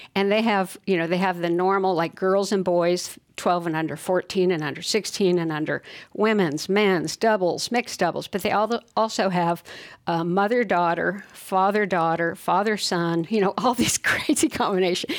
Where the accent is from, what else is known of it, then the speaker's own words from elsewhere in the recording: Fullerton, California, United States; I grew up in Fullerton um, in Southern Cal